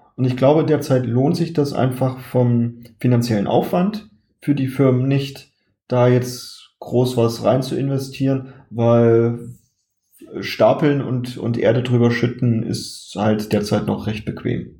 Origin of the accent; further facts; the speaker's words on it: Saxony-Anhalt, Germany; ich stamme ja aus Sachsen-Anhalt